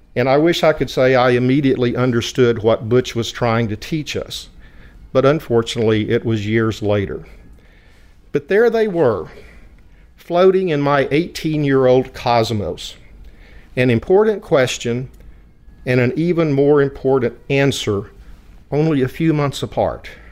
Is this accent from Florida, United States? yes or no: no; West Texas, United States; accent: West Texas twang; I was born and raised in an oil field community of white bread, whole milk, Friday night football, and Sunday pot roast. Everyone spoke English with a West Texas twang